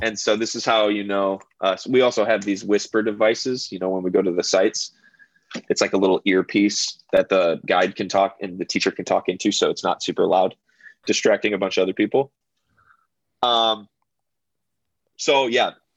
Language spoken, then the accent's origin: English; United States; as an American